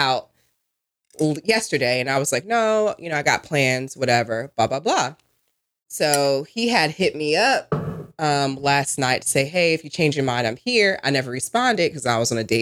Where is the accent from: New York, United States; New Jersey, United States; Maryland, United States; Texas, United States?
New Jersey, United States; I'm from Jersey